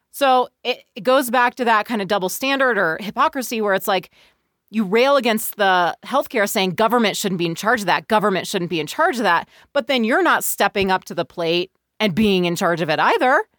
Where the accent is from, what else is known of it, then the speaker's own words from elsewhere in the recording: Bay Area of California, United States; I grew up in the Bay Area of California.